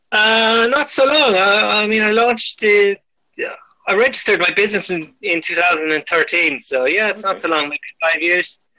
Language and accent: English; Ireland; moved away as an adult; now in France; I'm Irish